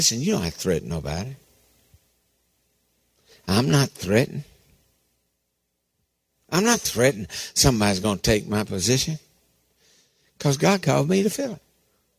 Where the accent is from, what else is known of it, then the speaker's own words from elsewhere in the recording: Harlan County, Kentucky, United States; I was raised in Harlan County